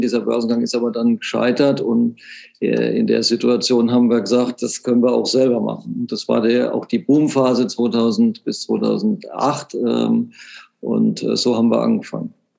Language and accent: German; Germany; dass man aus Deutschland kommt